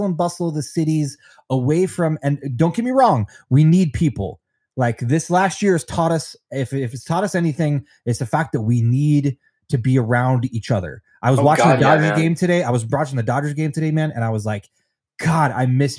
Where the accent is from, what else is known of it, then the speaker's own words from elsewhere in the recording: Denver, Colorado, United States; also born or lived in Long Beach, California; my home state of Colorado, in Denver